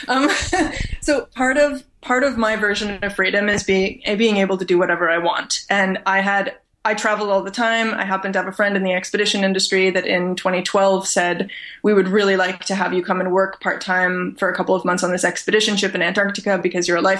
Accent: Canada; I'm born and raised in Canada.

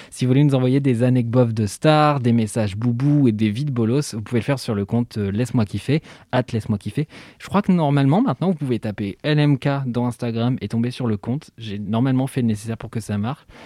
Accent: Switzerland; Alors pour le contexte, merci Mimi, je suis suisse, donc ce n'est pas Macron et c'est tant mieux

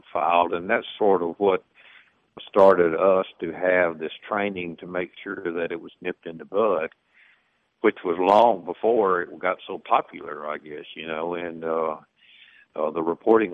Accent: the South, United States; we're from the South

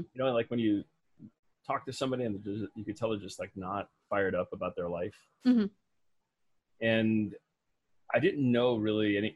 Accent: Midwest, United States; I was raised in the Midwest

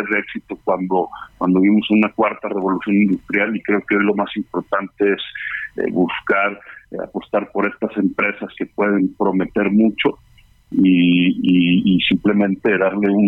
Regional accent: Mexico; como, empresarios mexicanos

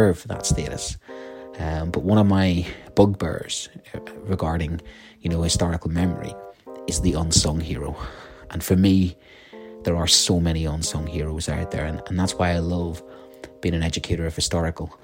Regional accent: Ireland; as a Celt, I grew up on the Celtic mythology of the hero of Cuchulainn. My primary school was dominated by that.

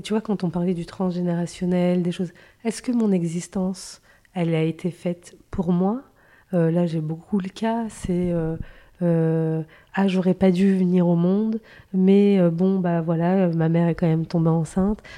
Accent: France; also born or lived in Morocco; moi qui suis euh, franco-marocaine

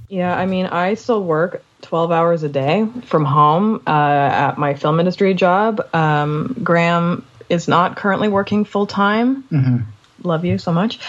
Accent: Canada

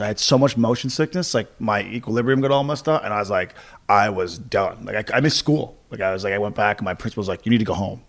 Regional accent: Corner Brook, Newfoundland and Labrador, Canada; moved away; my hometown's, like, now it's, like, twenty thousand people, twenty-one thousand

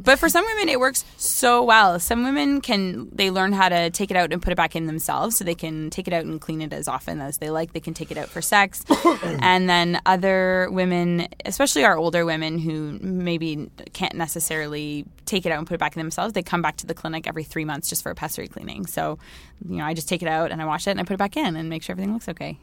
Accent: Toronto, Ontario, Canada; moved away as an adult; also born or lived in Halifax, Nova Scotia; I'm from Toronto. That's where I grew up

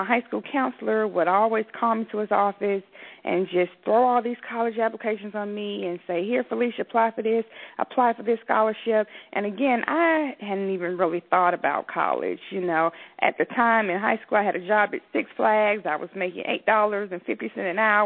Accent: Atlanta, Georgia, United States; I grew up in Southwest Atlanta

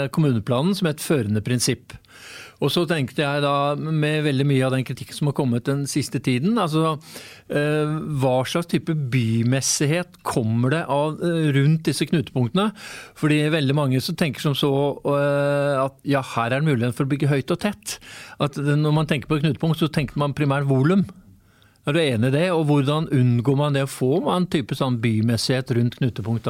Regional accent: Oslo, Norway; det er jo da et steinkast unna der jeg er vokst opp

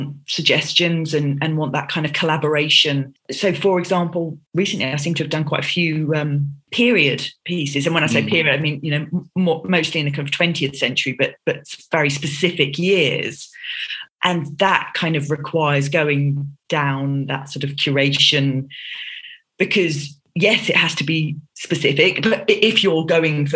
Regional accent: London, United Kingdom; I grew up in Southeast London and I have two sisters

